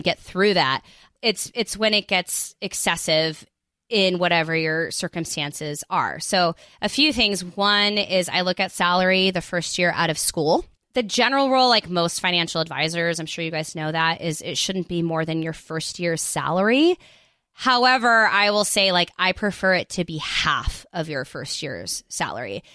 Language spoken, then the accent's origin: English; United States; also born or lived in South Korea; I'm American, but I lived in South Korea for six years